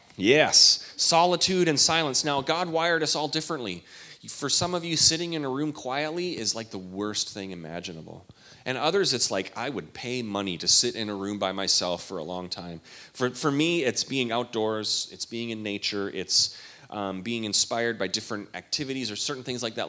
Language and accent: English; Canada; all my days growing up in Canada